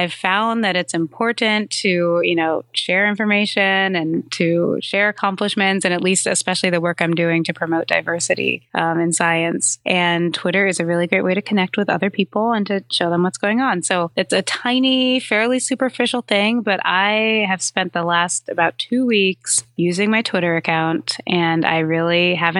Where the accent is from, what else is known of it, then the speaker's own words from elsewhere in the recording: New York, United States; So I'm a New Yorker and I have a pretty short commute actually from home uptown in Harlem to the Upper West Side